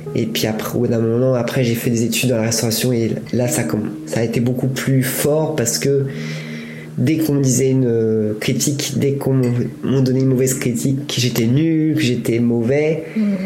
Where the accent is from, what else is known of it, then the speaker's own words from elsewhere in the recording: Buellas, Auvergne-Rhône-Alpes, France; moved away as an adult; also born or lived in England; now in Paris, France; J'habitais dans un village qui s'appelle Buélas, mon village natal, et qui est à côté de Bourg-en-Bresse, qui est à une heure de Lyon